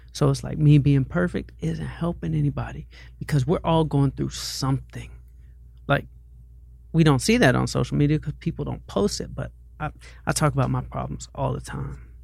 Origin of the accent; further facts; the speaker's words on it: Atlanta, Georgia, United States; moved away as an adult; now in Santa Monica, United States; I'm like from Atlanta